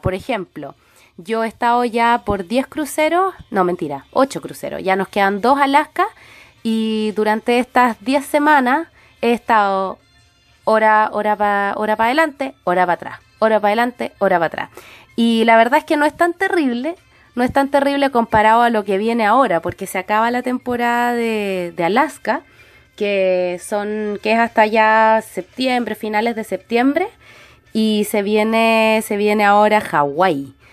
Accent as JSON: {"language": "Spanish", "town": "Santiago", "region": "Santiago Metropolitan Region", "country": "Chile", "moved": "yes", "said": "yo soy santiaguina"}